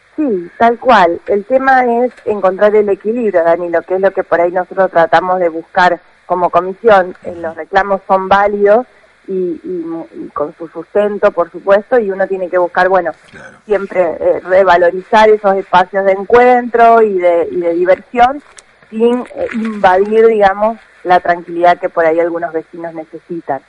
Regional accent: Sunchales, Santa Fe, Argentina; soy ciudadana oriunda de Sunchales

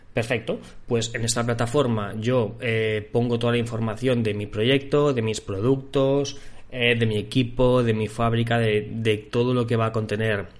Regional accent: Barcelona, Catalonia, Spain; yo soy de Barcelona

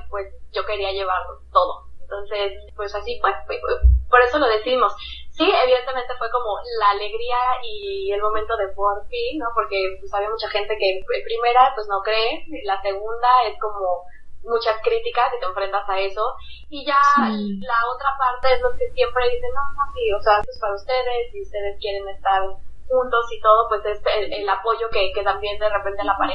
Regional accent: Mexico; moved away as an adult; also born or lived in Puerto Rico / United States; now in Saint Thomas, U.S. Virgin Islands; Pues me fui de México porque me casé, entonces sí, mi esposo es puertorriqueño

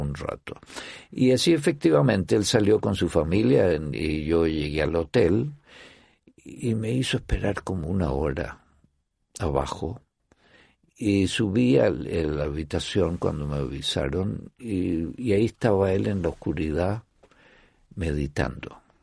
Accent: Chile; moved away as an adult; yo soy de Chile

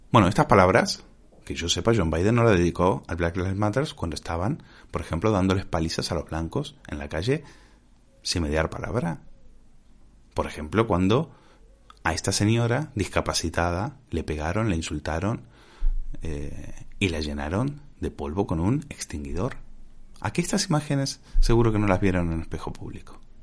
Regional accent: Spain; nosotros como españoles

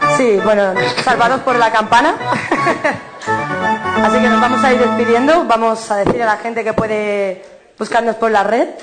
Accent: Cádiz, Andalusia, Spain; soy de Cádiz

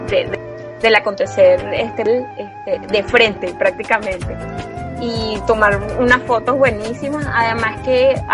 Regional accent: Caracas, Capital District, Venezuela; now in Barquisimeto, Venezuela; yo soy caraqueña, aunque amo vivir ahorita que soy mamá en marquisibeto

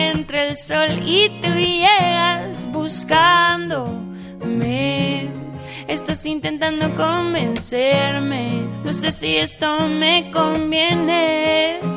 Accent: Dominican Republic; Yo soy dominicano.

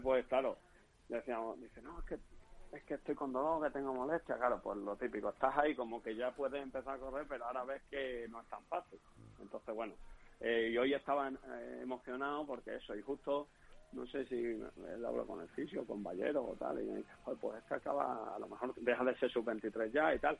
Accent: Extremadura, Spain; accent: extremeño; moved away as an adult; also born or lived in Leganés; allí en mi pueblo de Elena

